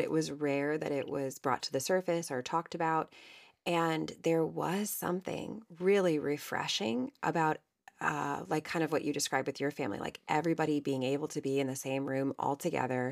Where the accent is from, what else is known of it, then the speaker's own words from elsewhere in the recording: Ohio, United States; I was raised in Ohio